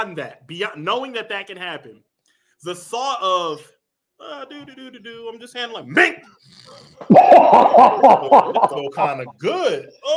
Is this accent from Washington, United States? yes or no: no; Philadelphia, Pennsylvania, United States; It's North Philly, it's West Philly, I'm from East Philly.